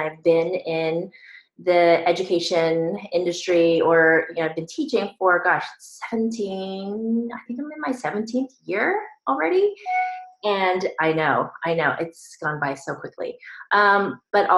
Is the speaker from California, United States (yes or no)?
yes; Northern California, United States; moved away as an adult; as soon as I graduated high school, I went off to college, I left home, and I never went back. So I was on my own. And I moved from Northern California to Southern California